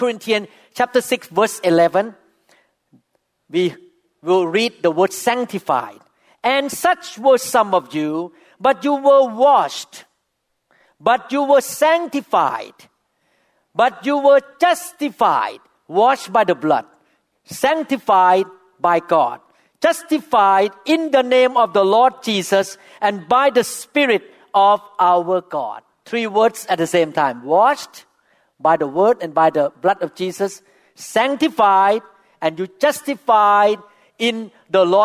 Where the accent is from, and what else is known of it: Thailand; first language Thai; English is a second language; now in United States